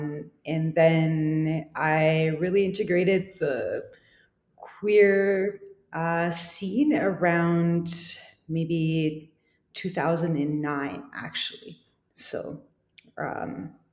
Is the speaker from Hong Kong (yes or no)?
no; Gatineau, Quebec, Canada; born or raised there; also born or lived in Lebanon / Toronto; now in Ottawa, Canada